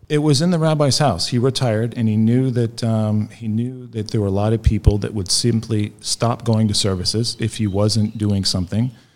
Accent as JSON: {"language": "English", "town": "Ocala", "region": "Florida", "country": "United States", "tie": "born or raised there", "moved": "yes", "lives_now": "Israel", "said": "I grew up in Ocala, Florida, which is north central Florida."}